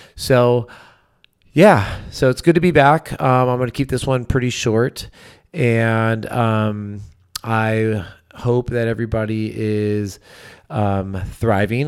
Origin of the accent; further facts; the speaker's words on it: California, United States; I grew up obviously in California.